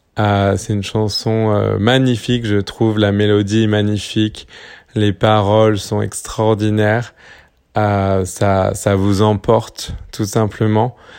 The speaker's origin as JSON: {"language": "French", "country": "French Polynesia", "tie": "born or raised there", "said": "j'ai grandi à Tahiti en Polynésie française"}